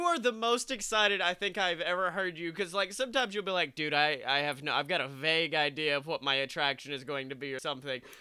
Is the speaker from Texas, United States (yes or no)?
no; Alabama, United States; moved away; I was still a young buck from Alabama.